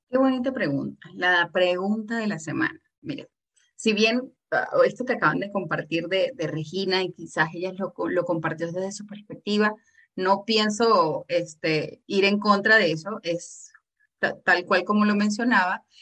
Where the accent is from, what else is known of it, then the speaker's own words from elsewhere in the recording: Venezuela; yo soy de Venezuela